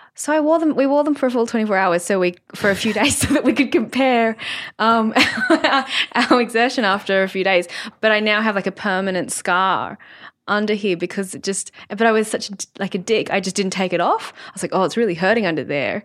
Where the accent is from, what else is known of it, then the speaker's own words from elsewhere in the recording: Sydney, New South Wales, Australia; I grew up in Sydney with my family